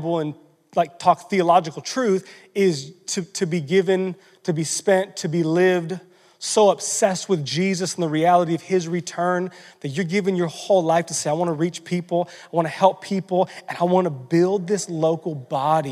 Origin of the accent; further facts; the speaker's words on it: United States; we were raised in American culture